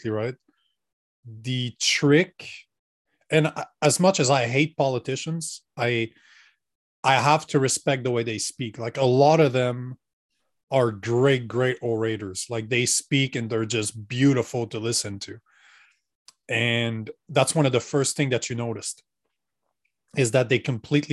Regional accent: Canada; I'm Canadian.

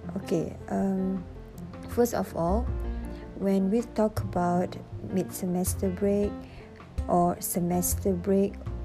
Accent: Alor Setar, Kedah, Malaysia; moved away as an adult; I'm from Alustar

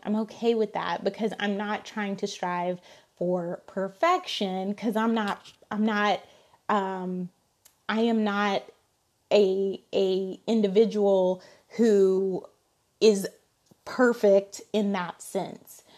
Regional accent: Alabama, United States; I'm from, I'm from Alabama

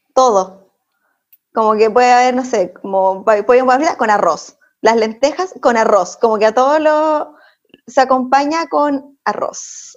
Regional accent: Iquique, Tarapacá, Chile; moved away; salí ya como de Iquique a vivir en otros lados

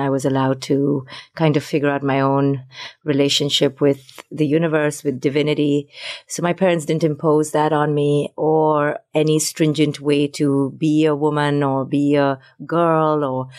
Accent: Mumbai, Maharashtra, India; moved away as an adult; also born or lived in Delhi / Bangalore; I grew up in Mumbai, in Delhi, in New Delhi, in Bangalore. So I traveled all over India

